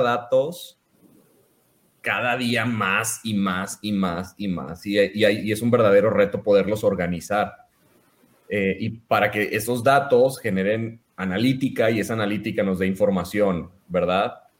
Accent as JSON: {"language": "Spanish", "town": "Mazatlán", "region": "Sinaloa", "country": "Mexico", "moved": "as an adult", "lives_now": "Monterrey, Mexico", "said": "yo soy de Mazatlán, Sinaloa. Tengo, cumplí 18 años aquí en Monterrey viviendo. Me vine a estudiar la, carrera aquí al TEC de Monterrey"}